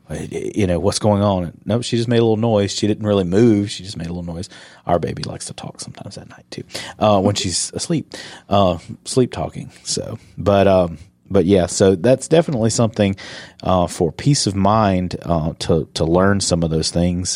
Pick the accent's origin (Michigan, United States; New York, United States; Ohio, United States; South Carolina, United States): South Carolina, United States; moved away; I'm from South Carolina